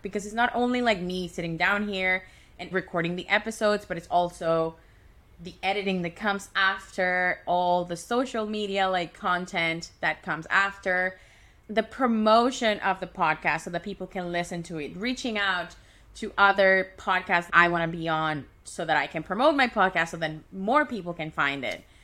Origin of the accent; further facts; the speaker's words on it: Caracas, Capital District, Venezuela; moved away as an adult; now in Vancouver, Canada; move from Caracas, Venezuela, which is my hometown, to Vancouver, Canada, which is my home right now